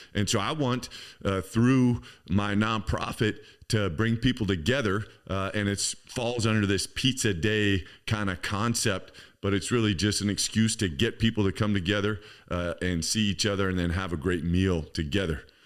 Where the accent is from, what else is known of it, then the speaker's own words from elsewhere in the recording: Campbell, California, United States; I grew up in Campbell, um, which is right inside San Jose